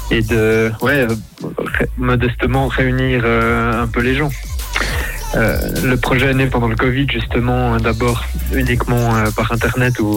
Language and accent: French; Switzerland; comme je suis suisse